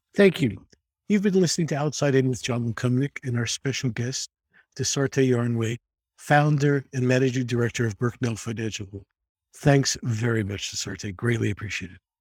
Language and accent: English; New York City, New York, United States; I grew up in the Bronx